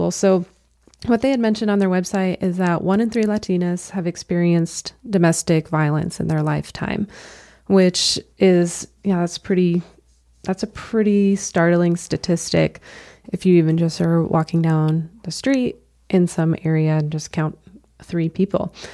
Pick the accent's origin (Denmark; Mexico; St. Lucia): Mexico; English is a second language; I am Mexican. I am from Mexico. My values are strong. My traditions are strong.